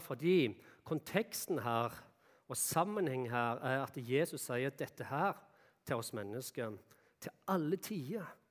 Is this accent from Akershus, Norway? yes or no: no; Jæren, Rogaland, Norway; moved away; der jeg kom ifra, ifra Jæren, da, så er det mye bondegård